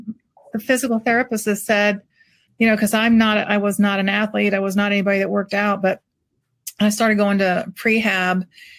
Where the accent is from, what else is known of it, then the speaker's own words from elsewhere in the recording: St. Petersburg, Florida, United States; moved away; A dear friend from my hometown of St. Pete